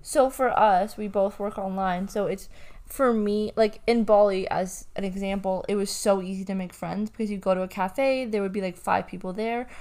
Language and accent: English; Canada; moved away as an adult; also born or lived in London, Ontario / Byron Bay, Australia / Bondi, Australia; now in Australia; I am Canadian